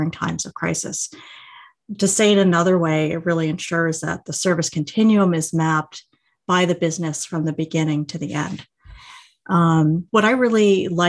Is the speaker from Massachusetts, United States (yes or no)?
yes; Massachusetts, United States; moved away as an adult; also born or lived in New York City; I'm from Massachusetts and had only ever been to New York City twice before.